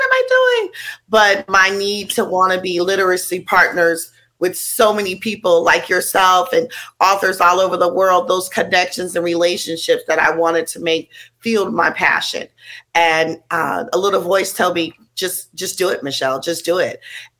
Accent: Oakland, California, United States; So I grew up giving people in East Oakland, California.

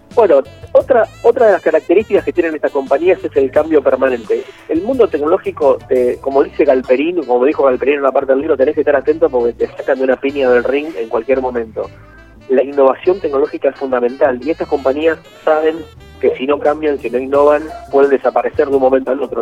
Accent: Rivera, Buenos Aires Province, Argentina; Yo soy de la zona, soy de Rivera, por ahí más o menos cerca.

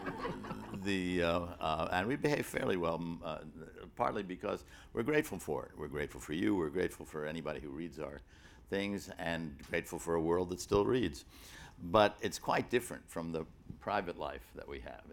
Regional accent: New York City, New York, United States; I grew up in Gramercy Park neighborhood, in the Gramercy Park neighborhood of the city

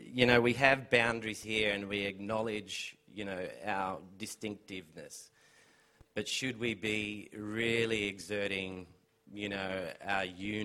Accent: Biripi country, north coast of New South Wales, Australia; I'm from Biripi country up on the north coast of New South Wales. In saying that, being proud of being Biripi, of being a part of, you know, a small nation with, you know, a bigger nation that is called Aboriginal

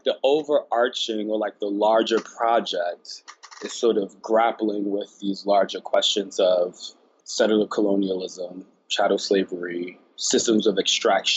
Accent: Newark, New Jersey, United States; I was born in Newark, New Jersey

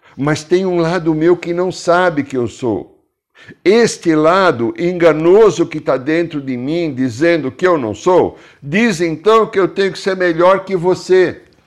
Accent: Brazil; sou brasileiro

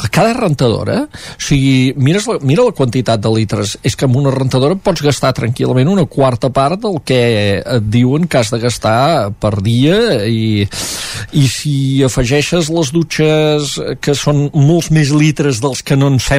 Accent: Catalonia, Spain; vaig entendre la gent de l'Ebre quan a vegades es revolten contra tot i ho som el cul de Catalunya

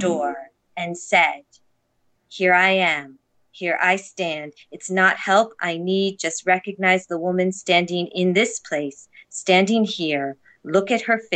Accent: United States; moved away as an adult; now in Toronto, Canada; I am an American living in Toronto in Toronto for the time being

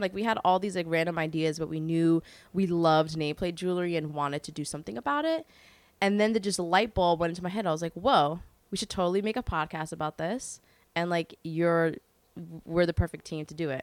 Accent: New York City, New York, United States; I grew up in Carroll Gardens, which is Disney World now

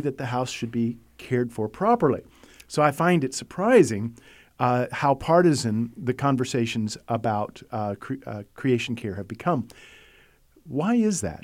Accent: United States; I'm an American who lives in a first world environment

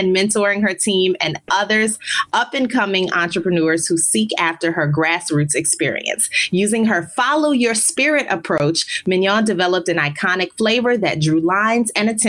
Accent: New Orleans, Louisiana, United States; moved away as an adult; also born or lived in Baltimore / Chicago / Dallas; now in Miami, United States; I'm a media veteran, digital content creator, and strategist. My career has required many cross-country relocations from my hometown of New Orleans to Baltimore, St. Louis, Chicago, Dallas, back to New Orleans, and now Miami, Florida.

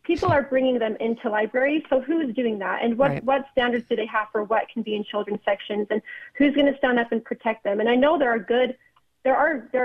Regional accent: Orem, Utah, United States; my hometown in Orem, Utah.

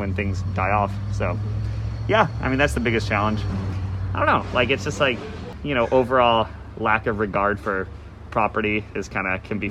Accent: Chicago, Illinois, United States; now in Isla Vista, United States; I grew up in the Midwest. I grew up in Chicago

